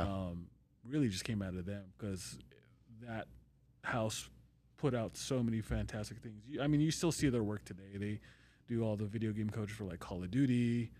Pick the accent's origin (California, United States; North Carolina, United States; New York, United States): California, United States; moved away as an adult; also born or lived in Long Beach / Orange County; now in Las Vegas, United States; I'm born and raised in California.